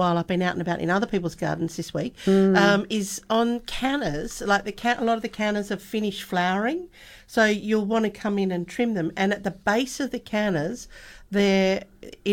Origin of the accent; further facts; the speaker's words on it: Melbourne, Victoria, Australia; now in Western Australia, Australia; I'm from Melbourne originally, and we had them in we had them at one of the homes where we lived